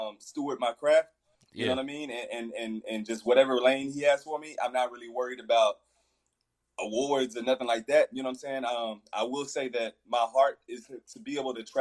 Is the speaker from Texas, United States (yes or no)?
yes; Fort Worth, Texas, United States; I'm from Fort Worth